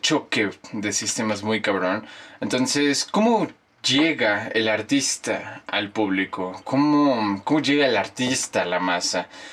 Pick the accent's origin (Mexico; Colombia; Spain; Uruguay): Mexico; also born or lived in Mexico City; nosotros, como los mexicanos